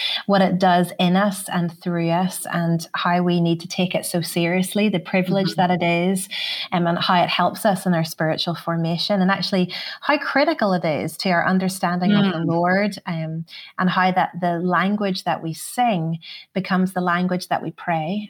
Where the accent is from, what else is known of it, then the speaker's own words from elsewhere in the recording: Belfast, Northern Ireland, United Kingdom; moved away; as a kid growing up in Northern Ireland, my mum would have always told us that story